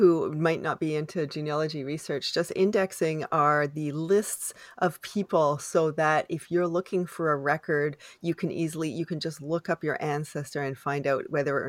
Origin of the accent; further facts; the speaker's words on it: Canada; I am unapologetically Canadian.